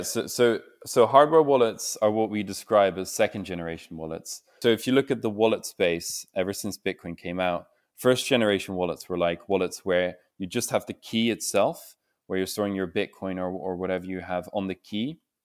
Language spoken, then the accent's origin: English; Netherlands; I'm, I'm from the Netherlands myself